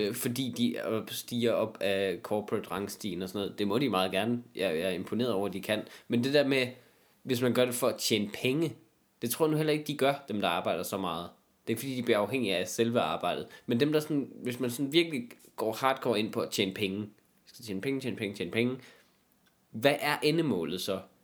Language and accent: Danish; Jutland, Denmark; i Jylland, hvis du er alene med nogen, ikke, i min hjemstavn